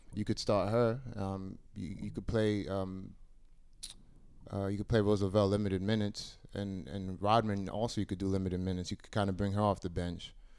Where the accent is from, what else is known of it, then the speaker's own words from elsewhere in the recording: United States; being an American